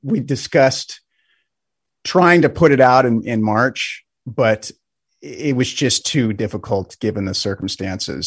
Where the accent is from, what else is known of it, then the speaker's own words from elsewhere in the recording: Spokane, Washington, United States; my hometown here in Spokane